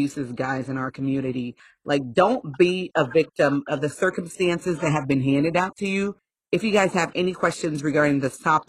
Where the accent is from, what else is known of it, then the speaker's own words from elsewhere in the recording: Haiti; moved away; I'm from a third world country. I was born in Haiti.